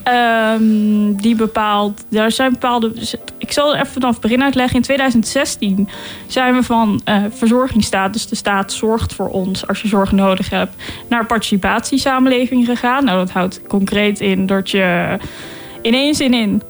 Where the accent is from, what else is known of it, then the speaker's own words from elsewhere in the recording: Delft, South Holland, Netherlands; ik kom uit Delft